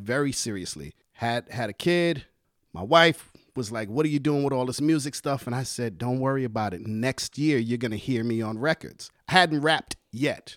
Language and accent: English; New York City, New York, United States; I was born and raised in Harlem